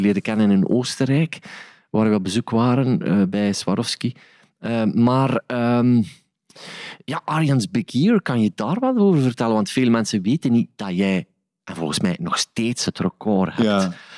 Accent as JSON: {"language": "Dutch", "town": "Sint-Niklaas", "region": "Flanders", "country": "Belgium", "said": "de plaats waar ik vandaan kom, in Sint-Niklaas"}